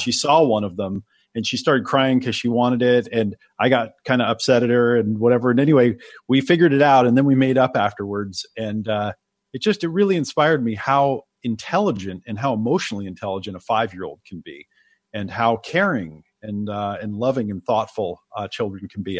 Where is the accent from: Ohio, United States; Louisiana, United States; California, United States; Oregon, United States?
Oregon, United States; also born or lived in New York; I was born in New York and they didn't want me to grow up in the city. So they moved to Oregon.